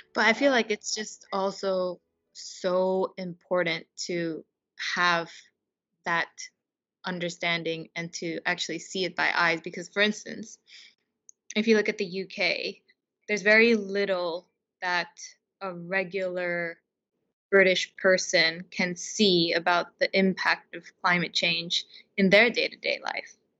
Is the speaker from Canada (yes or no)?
no; Japan; now in United Kingdom; in my home country in Japan